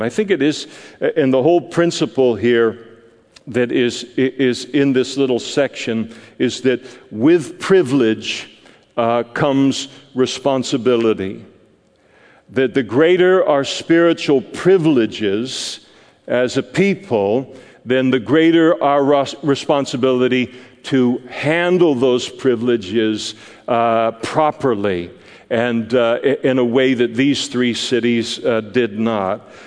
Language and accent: English; United States; as an American Christian